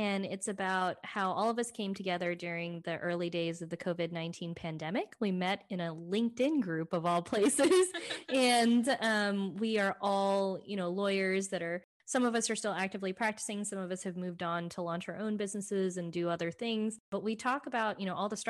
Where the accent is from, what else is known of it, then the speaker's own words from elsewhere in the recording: Dallas, Texas, United States; also born or lived in Fort Worth, Texas / New Hampshire / Washington, District of Columbia, United States; I was actually born in Fort Worth, moved to Dallas when I was 10, I think, and then had grown up here, went to undergrad here